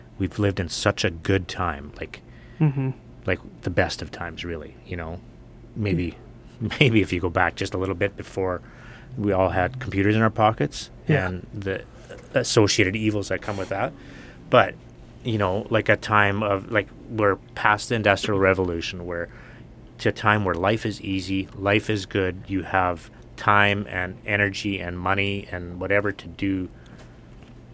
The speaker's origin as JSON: {"language": "English", "country": "Canada", "said": "being a Canadian, so we're known as a polite society"}